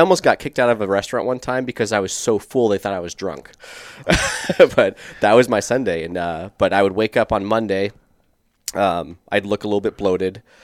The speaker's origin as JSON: {"language": "English", "town": "Scottsdale", "region": "Arizona", "country": "United States", "tie": "born or raised there", "also_born_or_lived": "California", "said": "I was born in California, grew up in South Scottsdale"}